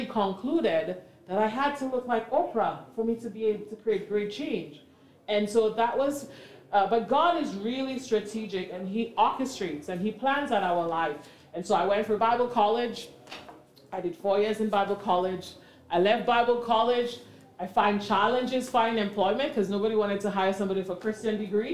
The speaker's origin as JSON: {"language": "English", "country": "St. Lucia", "moved": "as an adult", "lives_now": "Canada", "said": "I'm not from Canada, but I'm originally from St. Lucia. And in my coming into Canada in my early 20s"}